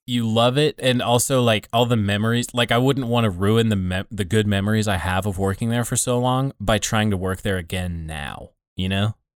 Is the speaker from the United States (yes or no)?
yes; United States; also born or lived in Iowa / Montana; I grew up in pretty small town Iowa and small town Montana